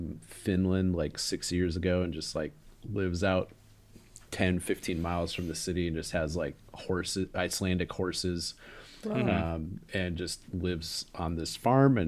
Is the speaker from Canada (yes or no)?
no; United States; moved away; I am an American